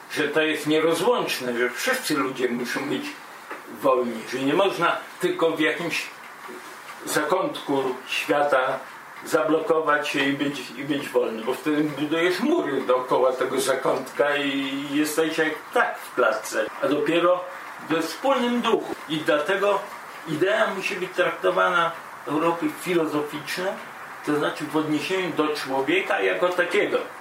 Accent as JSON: {"language": "Polish", "area": "near Białystok", "region": "Podlaskie Voivodeship", "country": "Poland", "moved": "yes", "lives_now": "Germany", "said": "pochodzę z prostej rodziny, pod Białego Stoku"}